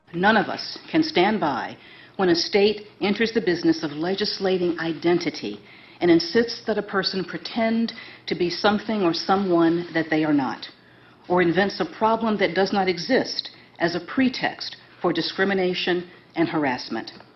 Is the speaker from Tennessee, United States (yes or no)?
no; North Carolina, United States; moved away; my home state of North Carolina